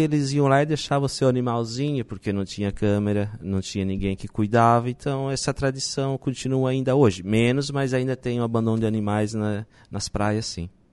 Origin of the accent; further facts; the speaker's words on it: Nova Veneza, Santa Catarina, Brazil; now in Balneário Arroio do Silva, Brazil; eu sou de Nova Veneza